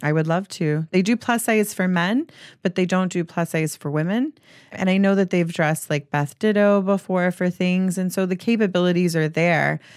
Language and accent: English; Mississippi, United States; moved away; growing up in Mississippi